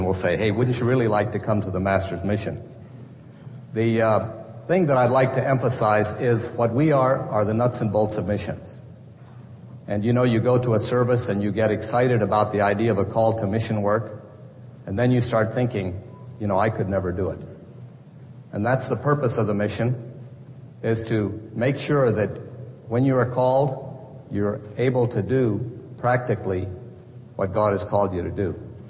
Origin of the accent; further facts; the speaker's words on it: Kijabe, Kenya; I grew up in Kenya. My parents were missionaries first in Ukambani on the coast. Then my dad was sent to start a Bible school and pastor's training school at the main station at Kajabi